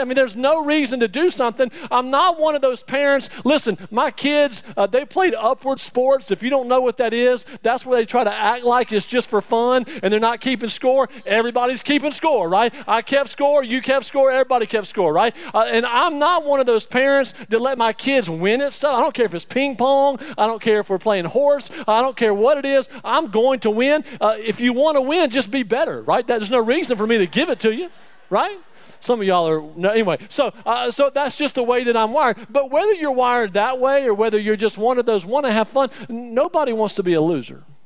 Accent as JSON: {"language": "English", "region": "Alabama", "country": "United States", "said": "I'm from Alabama"}